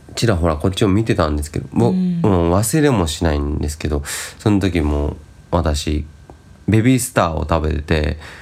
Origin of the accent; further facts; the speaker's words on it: Shizuoka, Japan; moved away; そもそも生まれは静岡ですから